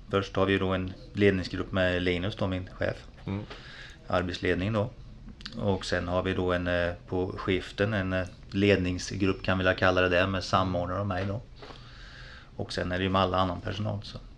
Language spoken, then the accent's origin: Swedish; Östergötland, Sweden; Östergötland. mm. Det är jag med.